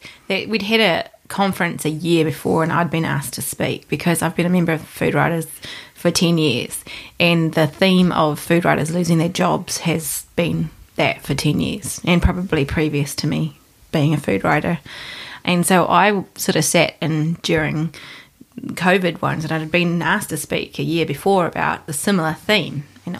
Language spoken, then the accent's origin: English; Hamilton, Waikato, New Zealand; I'm from Kirikiriroa, or Hamilton.